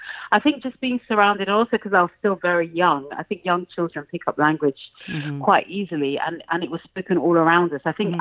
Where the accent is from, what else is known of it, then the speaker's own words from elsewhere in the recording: Owerri, Imo, Nigeria; first language English; also born or lived in Lagos; we moved from Lagos to Owerri probably when I was about 5 or 6